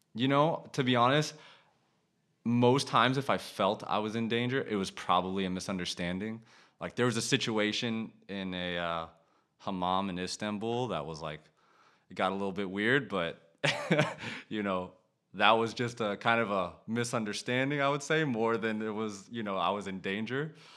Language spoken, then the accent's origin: English; United States; moved away as an adult; also born or lived in Vietnam; now in Denmark; I'm a, I'm American